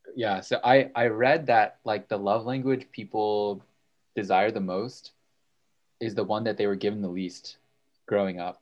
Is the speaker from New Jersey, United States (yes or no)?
yes; Bridgewater, New Jersey, United States; I'm a senior in Murray, and I hail from Bridgewater, New Jersey